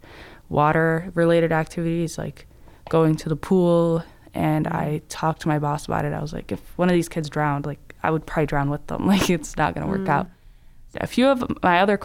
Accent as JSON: {"language": "English", "area": "near Minneapolis", "region": "Minnesota", "country": "United States", "tie": "born or raised there", "said": "when I was growing up, I lived near Minneapolis"}